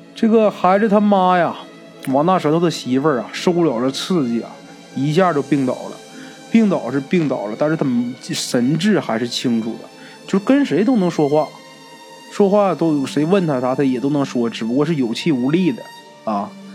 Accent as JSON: {"language": "Chinese", "region": "Northeast China", "country": "China", "said": "我们东北人呐"}